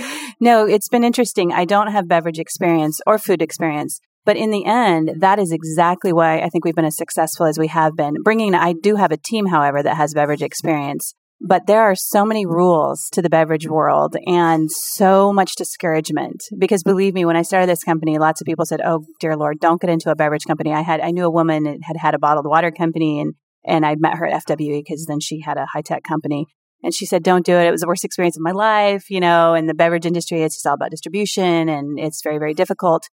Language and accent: English; Seattle, Washington, United States; I'm from Seattle